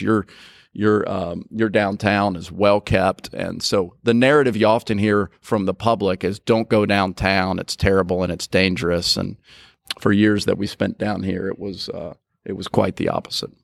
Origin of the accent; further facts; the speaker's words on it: Nicholasville, Kentucky, United States; moved away as an adult; also born or lived in Mississippi; now in Jackson, United States; I grew up in Kentucky, Nicholasville, Kentucky, just outside of Lexington.